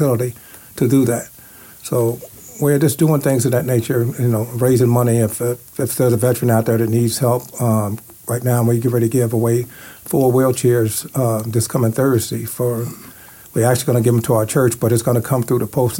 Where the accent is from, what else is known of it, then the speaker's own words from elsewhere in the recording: Louisville, Kentucky, United States; moved away as an adult; now in Las Vegas, United States; I'm originally from Louisville, Kentucky